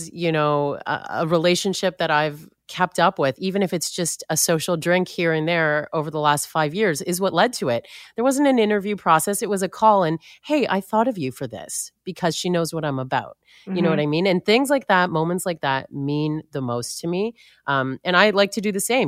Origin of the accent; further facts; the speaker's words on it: Toronto, Ontario, Canada; born and raised in Toronto